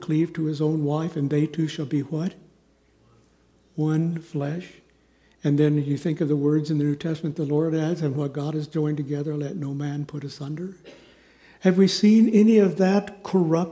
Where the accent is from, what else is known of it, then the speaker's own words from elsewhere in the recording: Kansas City, Kansas, United States; moved away; also born or lived in Southern California / Chicago; Linda and I grew up in Kansas City, on the Kansas side, thankfully. And we went to rival high schools. I went to Shawnee Mission North High School out in Johnson County